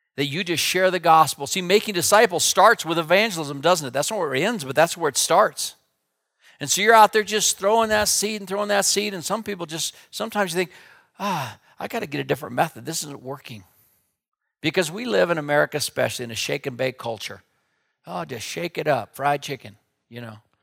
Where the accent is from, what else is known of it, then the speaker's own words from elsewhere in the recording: Wheatland, Wyoming, United States; also born or lived in Minneapolis; I grew up out here in Wyoming, and my dad was a pastor in Wheatland